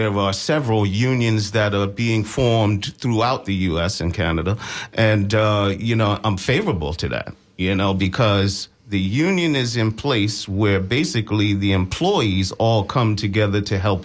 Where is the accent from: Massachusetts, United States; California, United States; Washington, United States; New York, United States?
New York, United States; moved away; I'm originally from New York.